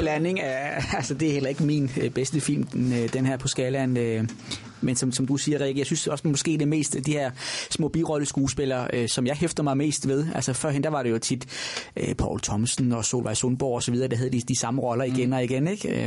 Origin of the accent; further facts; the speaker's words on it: Nordborg, Southern Denmark, Denmark; Sønderborg, den store by på Als, hvor jeg er opvokset. Jeg er fra Nordborg.